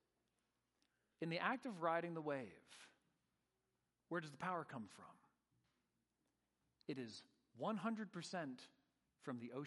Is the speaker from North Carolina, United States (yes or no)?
no; Northern California, United States; I grew up surfing in Northern California.